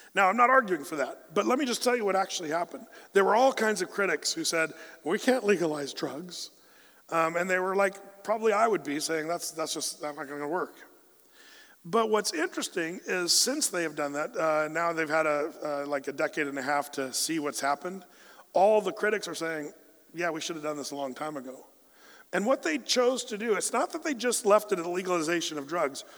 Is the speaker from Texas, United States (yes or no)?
no; Southern Oregon, United States; we grew up in Southern Oregon